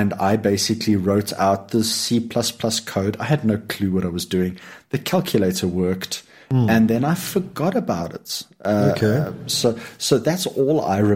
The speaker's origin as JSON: {"language": "English", "region": "Lowveld", "country": "South Africa", "tie": "born or raised there", "moved": "yes", "said": "for the first part of my life, I grew up in the Lowveld"}